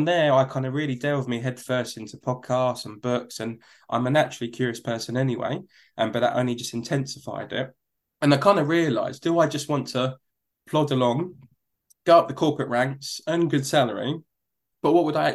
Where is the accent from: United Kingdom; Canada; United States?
United Kingdom; London; accent: Cockney; where we were born and where I grew up was a place called East London, in particular near a place called Hackney.